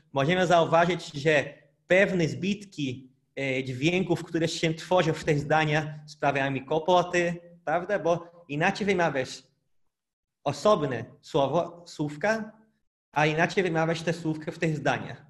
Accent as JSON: {"language": "Polish", "country": "Brazil", "second_language": "Polish", "moved": "yes", "lives_now": "Poland", "said": "pochodzę z Brazylii, mieszkam w Polsce"}